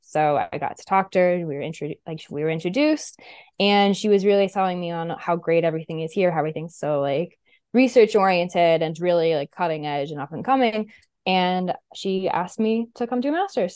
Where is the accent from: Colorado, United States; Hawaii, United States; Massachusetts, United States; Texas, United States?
Massachusetts, United States; Westport; I grew up in Westport, so, like, in Massachusetts